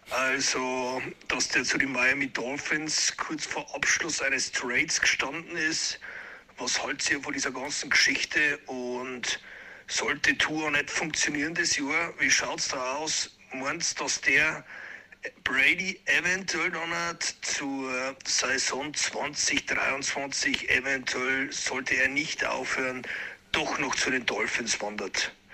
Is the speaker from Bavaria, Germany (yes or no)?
yes; Bavaria, Germany; aus der Biergruppe Bayern. Ich komme aus der Oberpfalz.